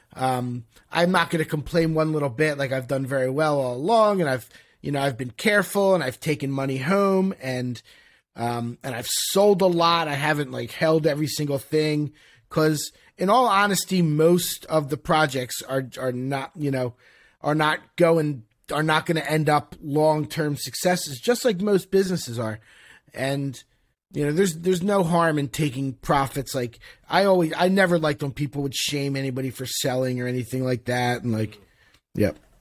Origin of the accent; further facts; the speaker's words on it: Philadelphia, Pennsylvania, United States; moved away as an adult; now in Miami, United States; I'm from Philadelphia.